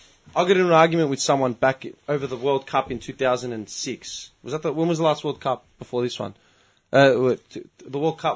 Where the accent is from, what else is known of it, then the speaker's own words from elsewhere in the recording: Melbourne, Victoria, Australia; I was born in Melbourne. I grew up here